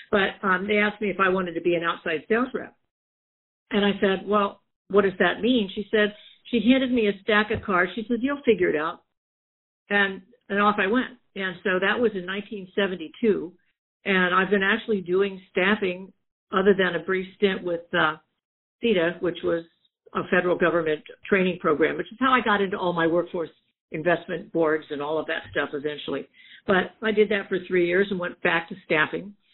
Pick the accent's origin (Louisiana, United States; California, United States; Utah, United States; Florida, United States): Florida, United States; moved away as an adult; also born or lived in Key West / Charleston / Norfolk, Virginia / Portsmouth, New Hampshire; now in San Diego, United States; I'm from Florida.